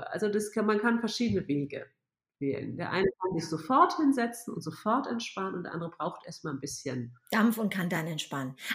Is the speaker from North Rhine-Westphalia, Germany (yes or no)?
no; Hamburg, Germany; now in Munich, Germany; ich bin Hamburger, ja.